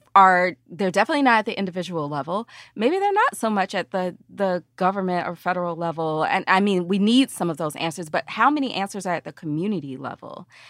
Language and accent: English; United States; now in New Orleans, United States; I'm a Southerner, like, from Alabama, Mississippi